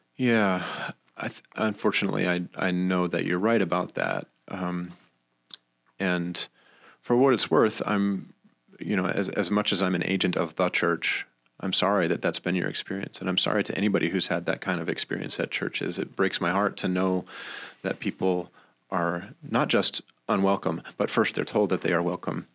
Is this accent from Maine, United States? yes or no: yes; Maine, United States; now in Rochester, United States; I was raised in Maine, not by bears, but by good, uh, good Christian people